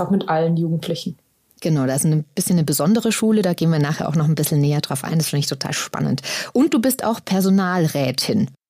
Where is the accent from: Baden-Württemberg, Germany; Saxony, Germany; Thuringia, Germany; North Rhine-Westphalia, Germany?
North Rhine-Westphalia, Germany; Wuppertal; now in Aachen, Germany; 33. Und wo kommst du her? Äh, ich wohne in Aachen, aber ich komme aus Wuppertal.